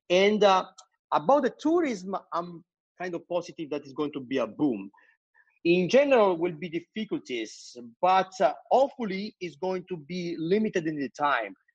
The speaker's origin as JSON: {"language": "English", "country": "United States", "lives_now": "New Jersey, United States", "said": "I, as an American, you know, I live"}